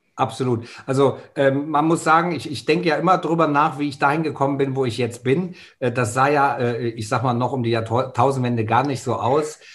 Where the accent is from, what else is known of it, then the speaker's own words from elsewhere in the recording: Germany; bei uns in Deutschland